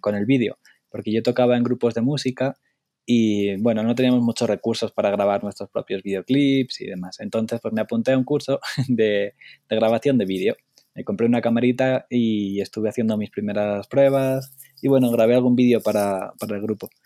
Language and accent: Spanish; Spain; moved away as an adult; soy un fotógrafo de España